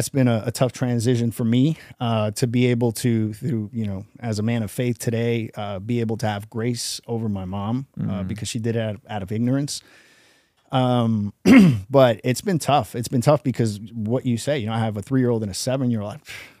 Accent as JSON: {"language": "English", "town": "New York City", "region": "New York", "country": "United States", "tie": "born or raised there", "also_born_or_lived": "Jersey", "said": "I grew up in New York City. I kind of removed myself. I grew up with so much crazy stuff."}